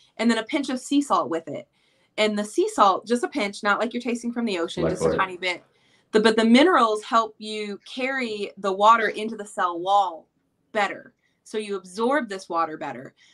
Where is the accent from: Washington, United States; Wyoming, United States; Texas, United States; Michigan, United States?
Michigan, United States; Flint; moved away; I'm originally from Flint, Michigan.